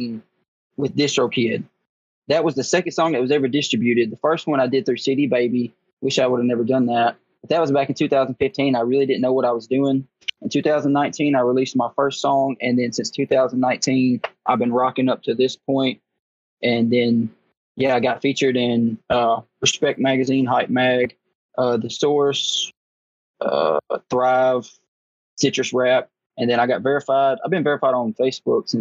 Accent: Dyersburg, Tennessee, United States; also born or lived in Florida; I did grow up in a small town. I'm actually from West Tennessee. It's called Dyersburg, or Dyer County. That's where I grew up

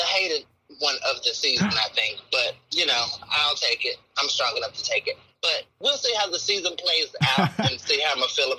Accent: the South, United States; You know I'm from the South, so we create some names.

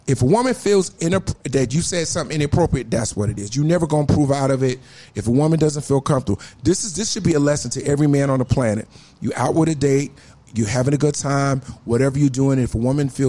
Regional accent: Newark, New Jersey, United States; I'm from Newark, New Jersey, a.k.a. Brick City.

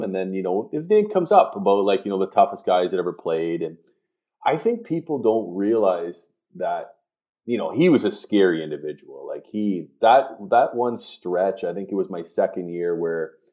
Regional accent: Canada; moved away; being a Canadian

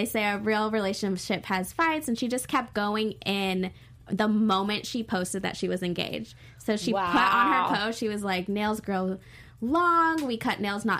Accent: Australia; now in United States; And it reminds me that I'm Australian because I forget because she's here in America.

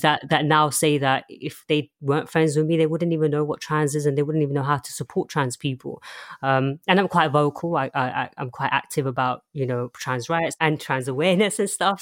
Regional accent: London, United Kingdom; also born or lived in Chelmsford, Essex; I was born in Essex, Chelmsford, and I moved to London when I was very, very young. um, and I've been in London ever since.

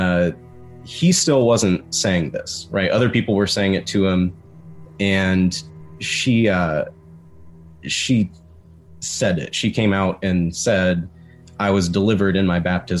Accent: West Virginia, United States; growing up in West Virginia

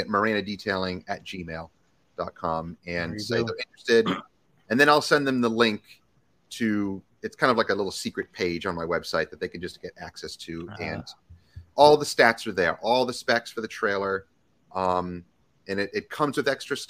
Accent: New England, United States; moved away as an adult; also born or lived in Boston, Massachusetts / Vermont / northern New York; now in Virginia, United States; I grew up in Boston, then I grew up in Vermont. So I'm a New Englander.

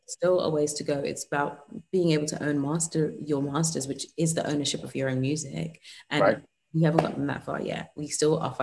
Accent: England, United Kingdom; I'm English in the United Kingdom.

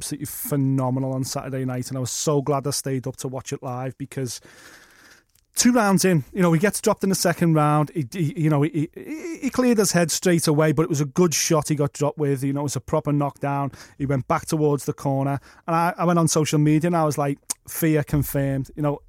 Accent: Liverpool, North West England, United Kingdom; As a Scouser, I would, and a friend of Tony Bellew, I would love to see Tony Bellew fight Joseph Parker

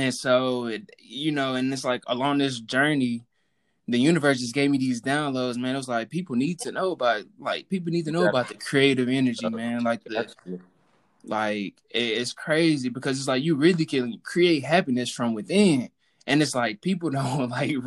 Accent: Houston, Texas, United States; I'm from Texas, so I grew up in the church

